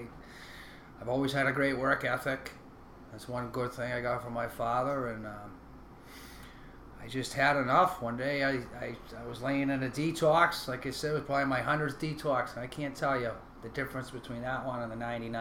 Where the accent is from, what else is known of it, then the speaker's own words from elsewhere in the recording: Rowley, Massachusetts, United States; also born or lived in Newburyport, Massachusetts; I was born in 1980 in Newburyport, Mass. Small town on the North Shore here. And I grew up in Rowley, Mass., right next to Newburyport.